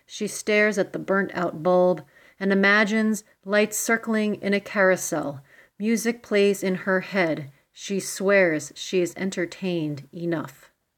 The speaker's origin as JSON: {"language": "English", "town": "Brooklyn", "region": "New York", "country": "United States", "said": "I'm from Brooklyn, New York."}